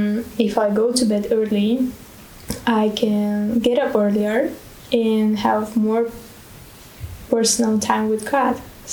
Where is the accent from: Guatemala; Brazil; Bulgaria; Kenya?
Bulgaria; Yes, I'm from Bulgaria.